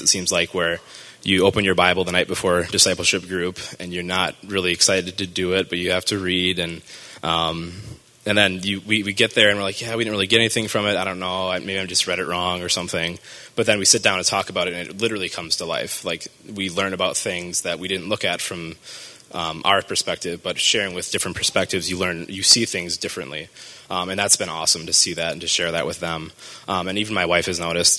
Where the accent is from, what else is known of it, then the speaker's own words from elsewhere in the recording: Marshfield, Wisconsin, United States; I grew up in Marshfield, Wisconsin, so up north